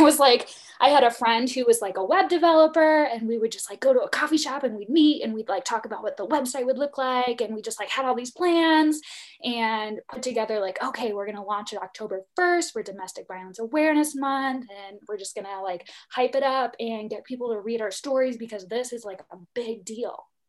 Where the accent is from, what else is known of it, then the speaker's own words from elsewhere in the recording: Illinois, United States; moved away; very small town, middle of nowhere, Illinois